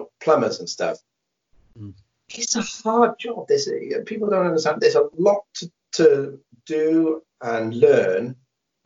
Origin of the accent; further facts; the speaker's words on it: Wales, United Kingdom; moved away; I'm originally from Wales